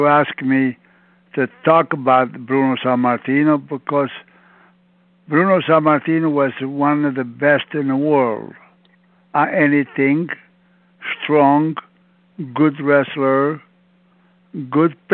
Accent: Province of Campobasso, Molise, Italy; English is a second language; moved away as an adult; also born or lived in Montreal, Canada; I'm from Italy, in a little town, La Provincia Campo Bas

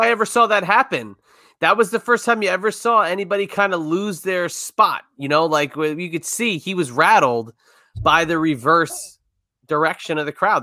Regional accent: New York area, United States; I grew up in the New York area

